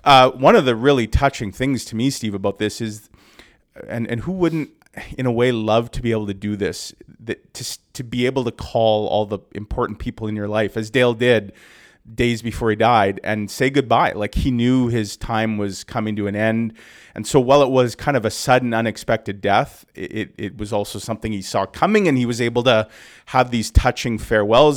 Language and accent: English; Canada; as a Canadian